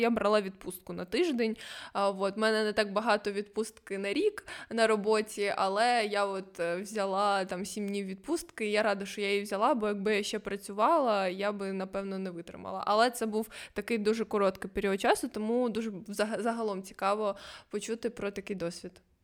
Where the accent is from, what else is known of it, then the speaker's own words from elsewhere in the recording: Ukraine; ми з України